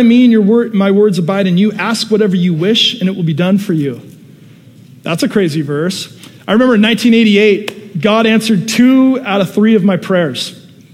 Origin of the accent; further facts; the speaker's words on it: Seattle, Washington, United States; now in Southern California, United States; When I was a little kid, I grew up in Seattle, Washington area